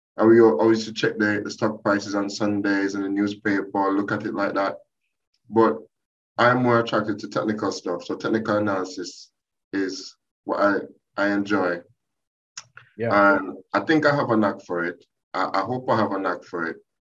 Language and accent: English; Jamaica; moved away as an adult; now in United Kingdom; my background is I'm Jamaican. Uh, I've been in this country now about uh, 20 years. I came here to do my master's